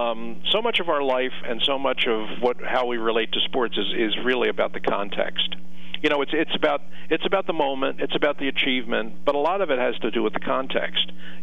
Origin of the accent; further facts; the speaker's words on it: Philadelphia, Pennsylvania, United States; He's going to be coming to my hometown.